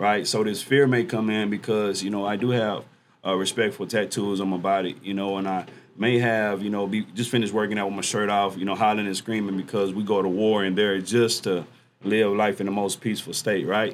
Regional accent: Dallas, Texas, United States; Dallas, Texas, um, homegrown, never lived anywhere else

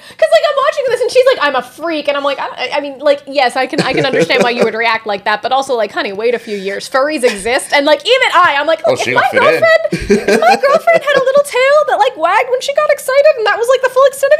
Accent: United States; I was insulted as an American!

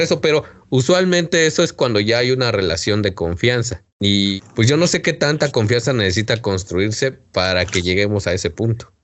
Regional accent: Mexico; en el pueblo del cual yo soy oriundo, que es este la paque

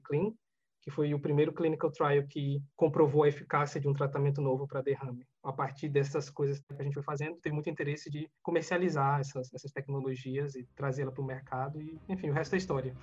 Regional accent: Alagoas, Brazil; moved away; eu nasci em Alagoas, né, numa cidade muito, muito pobre

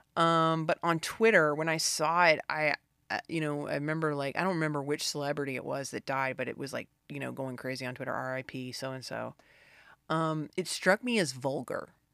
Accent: the South, United States; I was raised in the South

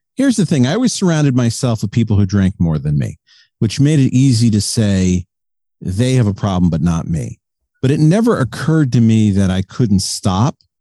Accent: South Windsor, Connecticut, United States; I'm from South Windsor, Connecticut. It's just outside of Hartford. So I'm an East Coast guy

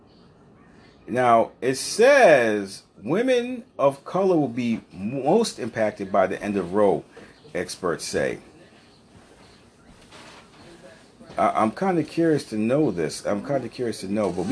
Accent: Rhode Island, United States; my home state of Rhode Island

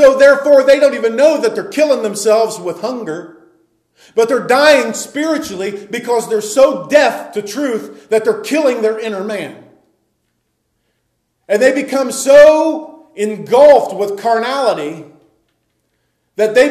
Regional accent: United States; we as Americans

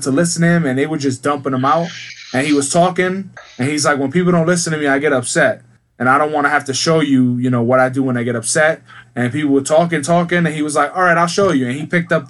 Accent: United States

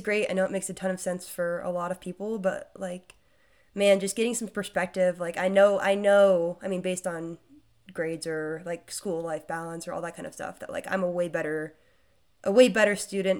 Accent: Wray, Colorado, United States; moved away as an adult; my hometown

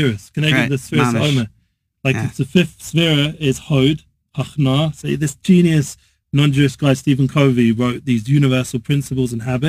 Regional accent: England, United Kingdom; Yes, I'm English.

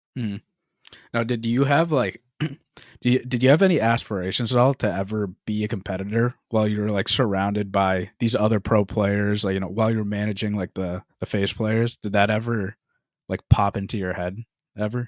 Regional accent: Boston, Massachusetts, United States; we're from the Boston area

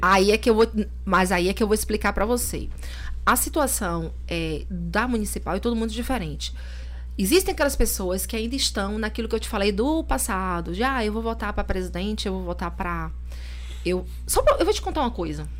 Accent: Salvador, Bahia, Brazil; also born or lived in Lauro de Freitas; eu sou soteropolitana

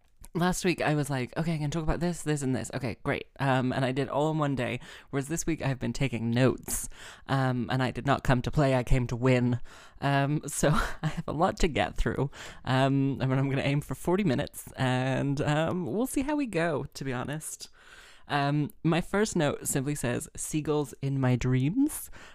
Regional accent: London, United Kingdom; accent: London via Texas; also born or lived in United States / Wales; oh, it's London via Texas. So it was like, I grew up in London. I was born in London. Then when I was 3, we moved to the States and then I came back

